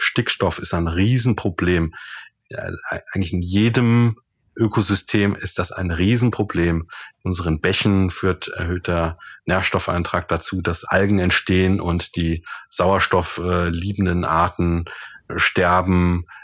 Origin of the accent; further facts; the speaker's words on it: Germany; hier bei uns in Deutschland